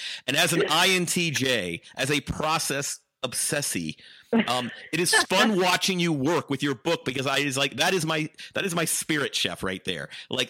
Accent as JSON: {"language": "English", "region": "the South", "country": "United States", "said": "I'm from the South, mm-hmm."}